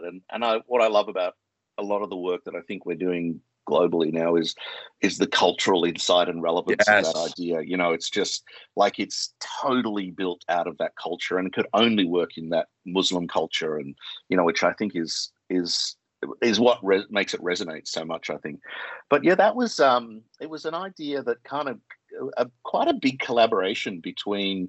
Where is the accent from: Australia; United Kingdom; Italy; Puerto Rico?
Australia; accent: Australian; moved away; I'm Australian, you can tell by my accent, and Australians are pretty direct